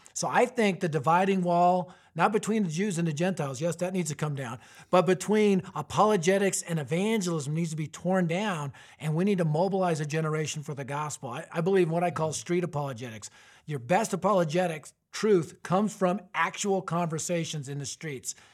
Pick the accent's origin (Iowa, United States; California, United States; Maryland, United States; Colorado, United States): Colorado, United States; Arvada; my hometown, Arvada, Colorado